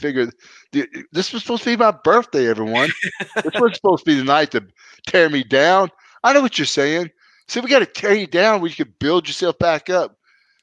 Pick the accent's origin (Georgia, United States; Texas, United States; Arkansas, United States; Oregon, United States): Arkansas, United States; also born or lived in Louise, Mississippi; my home state, Little Rock, Arkansas